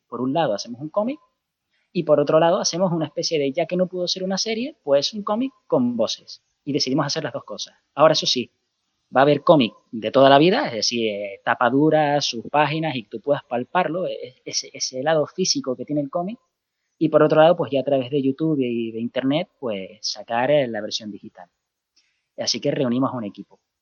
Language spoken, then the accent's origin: Spanish; Canary Islands, Spain; accent: Canarian; now in Murcia, Spain; el acento canario, yo soy de Canarias